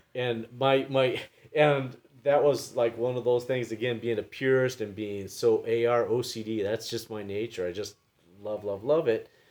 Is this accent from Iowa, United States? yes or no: no; San Diego, California, United States; moved away; I'm from San Diego originally